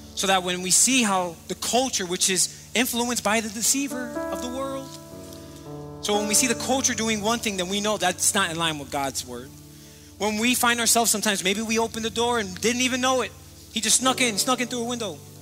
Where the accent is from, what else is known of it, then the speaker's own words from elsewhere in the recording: Miami, Florida, United States; moved away as an adult; also born or lived in Charlotte, North Carolina; I was born and raised here in Miami, Florida, raised in Miami Gardens and lived here my entire life